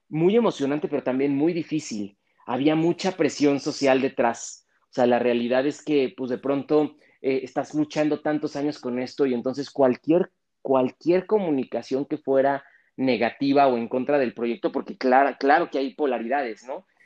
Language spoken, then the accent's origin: Spanish; Mexico; yo he hecho grandes cosas por este país, ¿no? Siendo mexicano y vienes y me dices frijolero